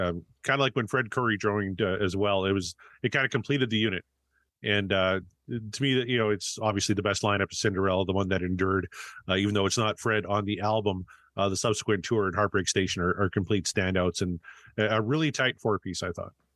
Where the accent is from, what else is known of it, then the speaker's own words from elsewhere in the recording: Canada; I come from Canada, right? So I'm, I'm used to whiteout conditions